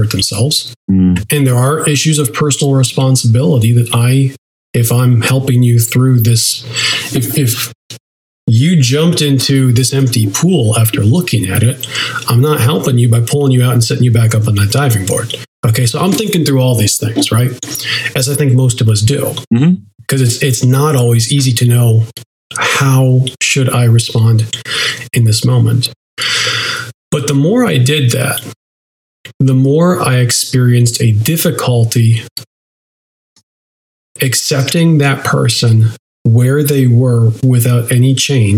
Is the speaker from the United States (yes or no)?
yes; United States; we as an American culture